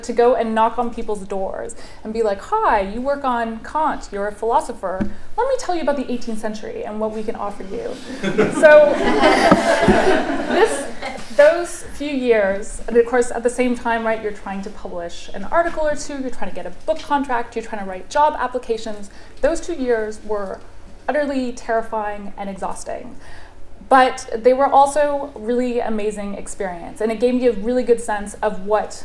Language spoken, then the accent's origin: English; Canada; moved away as an adult; also born or lived in Oxford; I'm Canadian